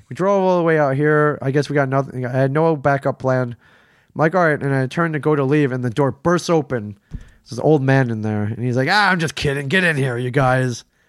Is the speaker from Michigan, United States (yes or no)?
yes; Ann Arbor, Michigan, United States; moved away as an adult; now in New Jersey, United States; Ann Arbor, Michigan, where I, where I grew up